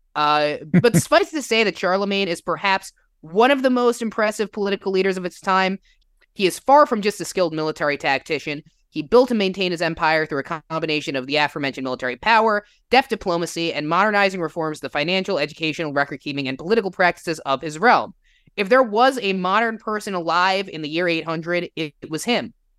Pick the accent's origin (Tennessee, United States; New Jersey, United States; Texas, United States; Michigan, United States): New Jersey, United States; now in Illinois, United States; I grew up in New Jersey, if you can't tell from the accent. I live in Illinois